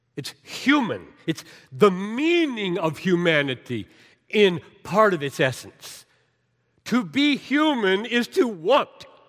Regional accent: Greenville, United States; the way I grew up down in Greenville

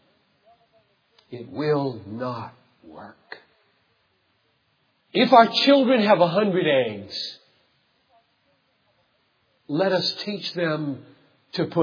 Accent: Greenville, South Carolina, United States; I grew up in Greenville, South Carolina.

